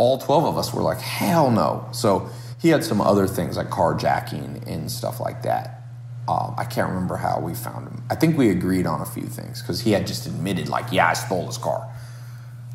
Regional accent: Long Beach, California, United States; I grew up around in Southern California, born in Long Beach

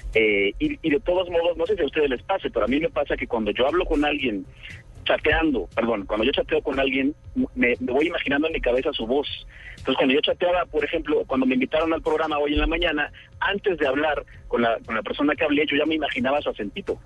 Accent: Mexico; accent: Mexican (like El Chavo del Ocho, Vicente Fernández); la gente de otros países ve la tele mexicana y todos me dicen que yo hablo como el Chavo del Ocho o como Vicente Fernández

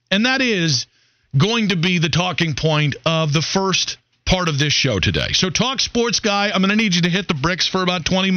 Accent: Cleveland, Ohio, United States; moved away as an adult; now in Charlotte, United States; my hometown

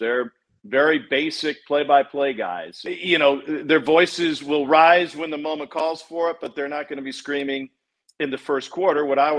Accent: Columbia, Missouri, United States; moved away; growing up in Columbia, Missouri, a college town

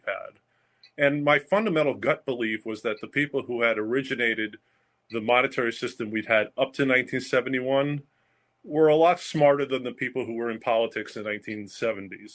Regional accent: Long Island, New York, United States; moved away as an adult; also born or lived in Southern California / Hilton Head; Long Island was a great place to grow up

